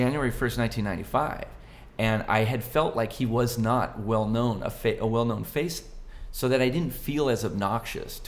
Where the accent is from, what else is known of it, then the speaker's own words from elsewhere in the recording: Buena Park, California, United States; my hometown, Buena Park